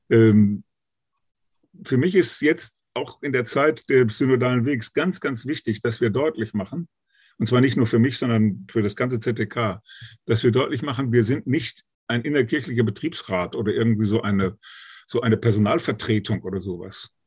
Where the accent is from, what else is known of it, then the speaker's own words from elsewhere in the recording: Münster, North Rhine-Westphalia, Germany; in meiner Heimatstadt hier in Münster 2018